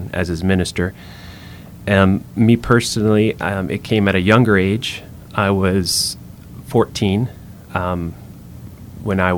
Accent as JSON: {"language": "English", "region": "middle Georgia", "country": "United States", "tie": "born or raised there", "moved": "yes", "lives_now": "Louisiana, United States", "said": "we grew up in Georgia, middle Georgia, we call it there."}